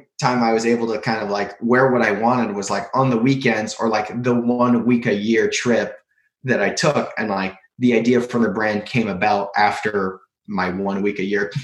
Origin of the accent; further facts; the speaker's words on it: San Francisco, California, United States; born and raised in San Francisco